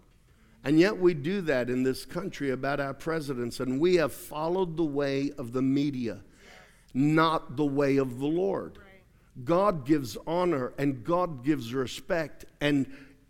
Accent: Australia; moved away as an adult; now in United States; I had lived in Australia for 29 years, even though I'm an American. Aussies reminded me often that I was an American. I'd hear Yankee all the time. And when I first went to school there

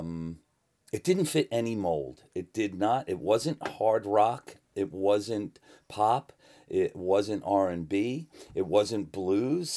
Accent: New York City, New York, United States; I came from the New York City. I was I grew up around the glam punk era in New York City

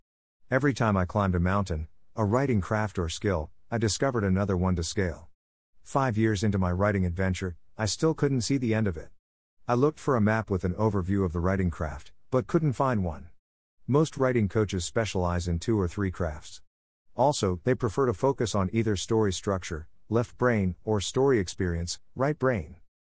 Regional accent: Germany; born there; English is a second language; I was born in Germany and, after graduating, enjoyed 2 years backpacking in Australia, New Zealand, and Southeast Asia.

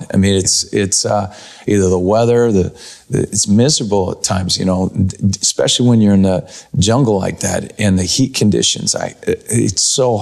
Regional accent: Mount Vernon, United States; my hometown, Mount Vernon

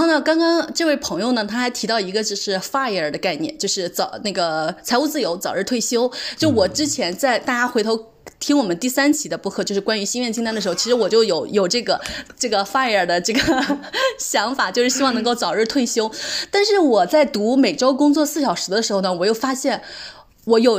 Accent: China; 我们作为中国人，就是没有这种优势。

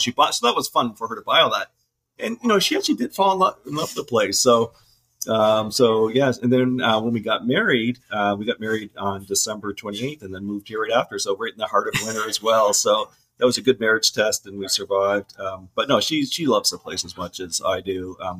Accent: Bridgewater, Nova Scotia, Canada; moved away as an adult; also born or lived in New Glasgow, Nova Scotia / Truro, Nova Scotia / Salmon River, Nova Scotia; now in Augusta, United States; So I was born in Glasgow, grew up in Truro and Bridgewater. Went to Bridgewater High School

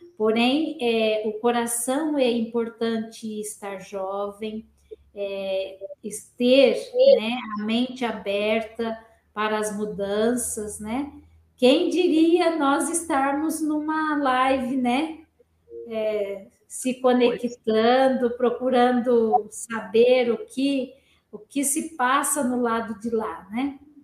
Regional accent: Pindamonhangaba, São Paulo, Brazil; moved away as an adult; now in Curitiba, Brazil; eu nasci em Pindamonhangaba

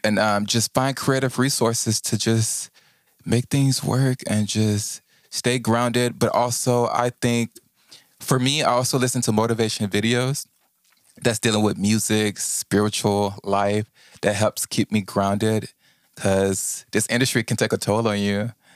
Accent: Houston, Texas, United States; I'm from Houston, Texas

